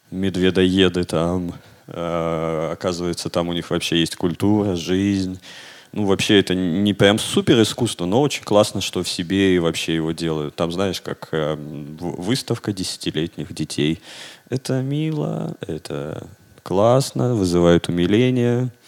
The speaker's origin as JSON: {"language": "Russian", "region": "Siberia", "country": "Russia", "said": "внутри страны я себя идентифицирую как сибиряк."}